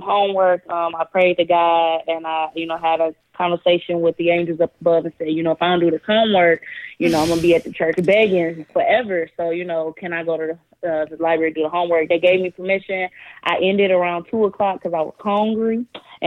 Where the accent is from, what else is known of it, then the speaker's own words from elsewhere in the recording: Detroit, Michigan, United States; now in Bloomington, United States; I am from Detroit, Michigan. I currently live in Bloomington, Indiana